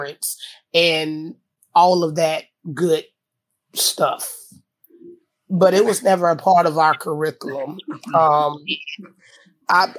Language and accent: English; Tampa, Florida, United States; I'm from Tampa.